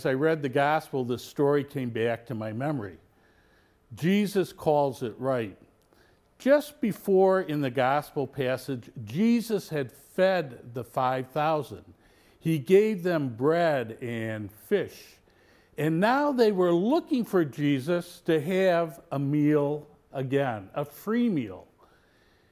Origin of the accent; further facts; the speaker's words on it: Mount Prospect, Illinois, United States; The home I grew up in on Fairview Street in Mount Prospect was less than a block away from the local grade school